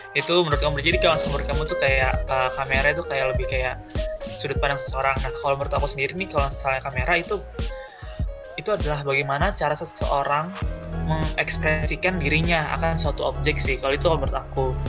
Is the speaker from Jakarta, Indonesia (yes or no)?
no; Depok, West Java, Indonesia; aku asal dari Depok